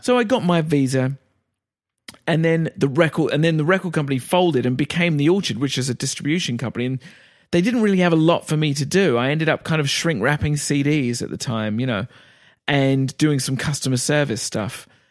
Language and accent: English; England, United Kingdom; moved away as an adult; also born or lived in New York